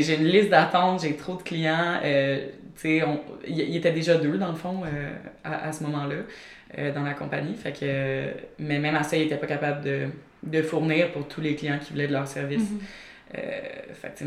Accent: near Montreal, Quebec, Canada; also born or lived in Eastern Townships, Quebec; j'ai grandi sur une ferme dans les cantons de l'Est. Euh, j'ai toujours été entourée par des animaux, j'ai toujours euh, adoré les chiens surtout. Puis dans le fond, vers l'âge de 8 ans, euh, on a quitté la ferme, on a déménagé plus près de Montréal

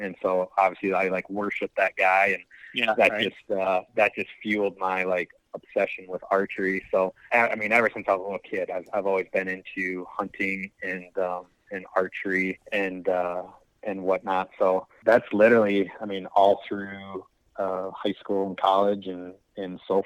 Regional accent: Wisconsin, United States; I live, born and raised in Wisconsin

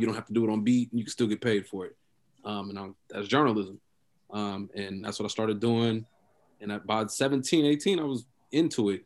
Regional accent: Oakland, California, United States; also born or lived in Columbus, Ohio; me growing up in Oakland.

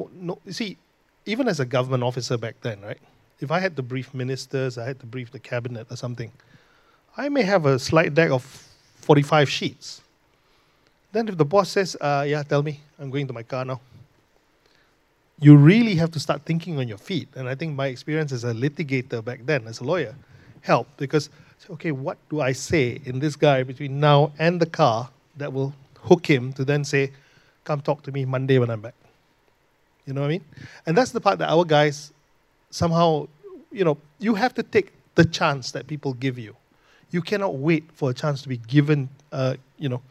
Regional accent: Ipoh, Perak, Malaysia; moved away; I came from Ipoh

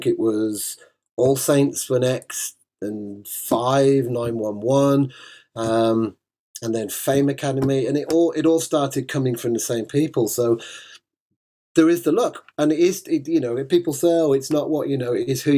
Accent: Birmingham, West Midlands, United Kingdom; moved away; I'm a Brummie. I've not lived there now since like 96

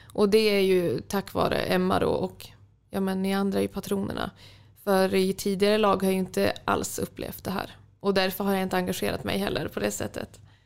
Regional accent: Umeå, Västerbotten County, Sweden; moved away as an adult; now in Sundsvall, Sweden; jag från Umeå

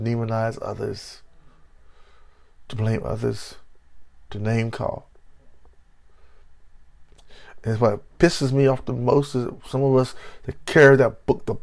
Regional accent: Belhaven, North Carolina, United States; moved away; my hometown of Bellhaven

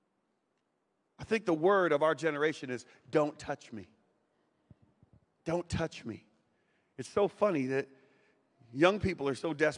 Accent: Winston-Salem, North Carolina, United States; moved away; my hometown now, Winston-Salem, North Carolina

